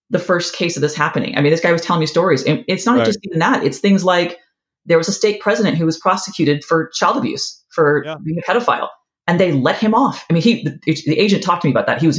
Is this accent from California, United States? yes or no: yes; California, United States; also born or lived in Ohio; I didn't grow up here. I grew up in California and yeah. in Ohio, and then we moved here.